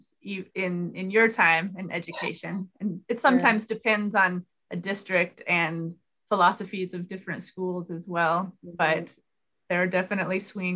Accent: Raton, New Mexico, United States; I grew up here in New Mexico in small town Raton.

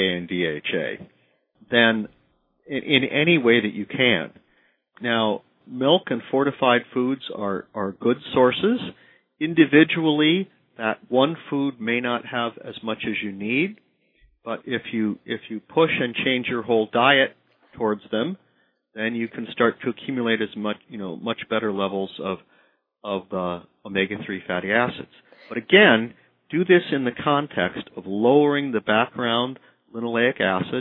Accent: Midwest, United States; I'm from the Midwest.

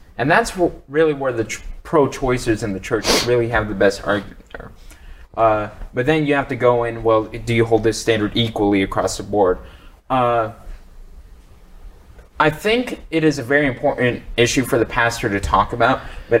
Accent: the South, United States; Hey, I'm a Southerner too.

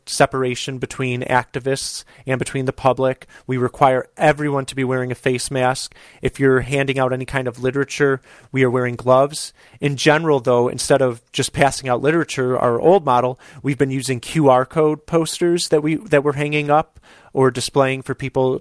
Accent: Chicago, Illinois, United States; here in my hometown of Chicago

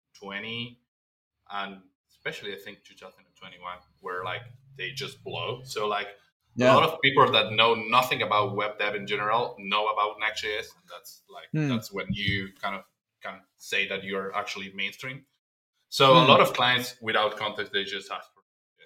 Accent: Argentina; I'm from Argentina

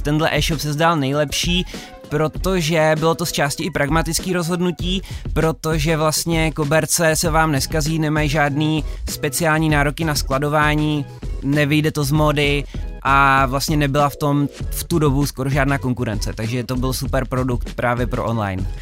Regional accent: Karlovy Vary, Karlovy Vary Region, Czechia; My jsme spolužáci původně z Karlových varů

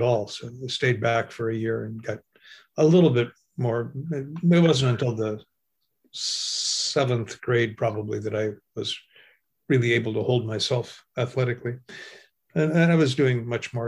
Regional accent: Washington, United States; also born or lived in Wisconsin / Canada; moved to the state of Washington, a little paper mill community at the age of six

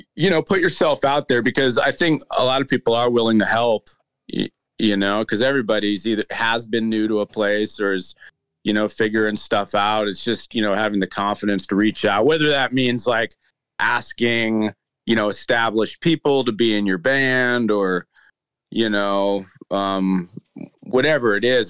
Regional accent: United States; also born or lived in Boulder City / Melbourne, Australia; now in Nashville, United States; being an American

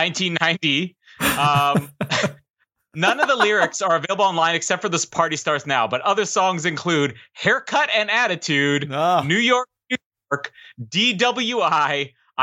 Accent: Manitoba, Canada; I'm from Manitoba, proudly from Manitoba

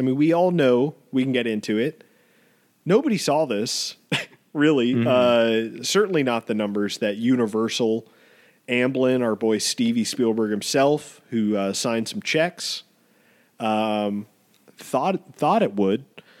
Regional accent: Wuhan, Hubei, China; English is a second language; I don't know much about cats because I'm from China. I'm from Wuhan

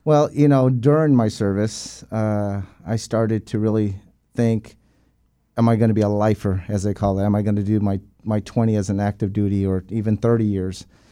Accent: San Diego, California, United States; moved away as an adult; born and raised in San Diego, California. Uh, was there till the age of nineteen

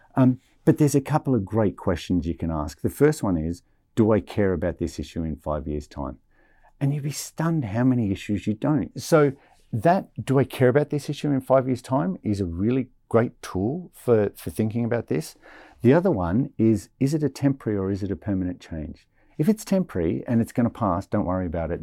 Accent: Australia; I'm Australian

